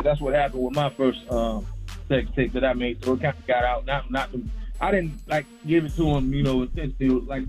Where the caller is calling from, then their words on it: Sarasota, Florida, United States; I'm calling from Sarasota, Florida, not Okeechobee.